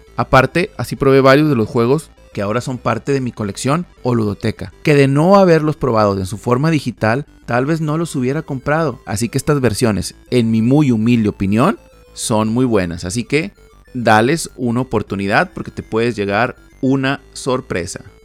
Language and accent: Spanish; Monterrey, Nuevo León, Mexico; en Monterrey, Nuevo León, México, de donde soy originario y radico